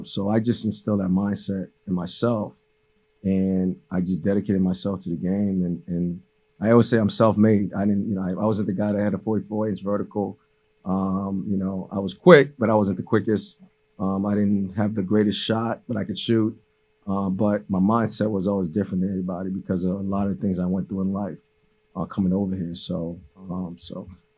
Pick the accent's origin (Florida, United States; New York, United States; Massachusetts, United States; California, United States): Massachusetts, United States; Cambridge; first language Haitian Creole; English is a second language; also born or lived in Haiti / Medford, Massachusetts; I'm originally from Haiti. You know, I came here when I was 8 years old. My family, you know, we lived in Cambridge